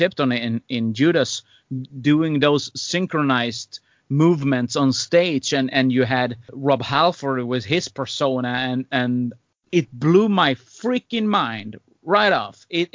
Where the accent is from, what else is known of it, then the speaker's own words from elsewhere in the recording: Sweden; I grew up in Sweden